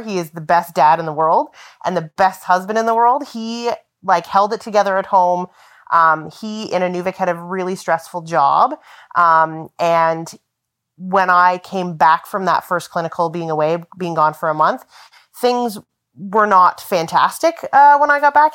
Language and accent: English; Southern Ontario, Canada; moved away as an adult; also born or lived in Yellowknife; now in Inuvik, Canada; I grew up in Southern Ontario